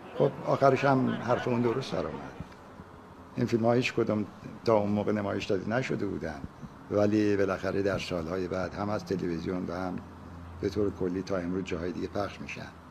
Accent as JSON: {"language": "Persian", "town": "Abadan", "region": "Khuzestan", "country": "Iran", "tie": "born or raised there", "said": "عاشق آبادان هستم برای اینکه زادگاه من است"}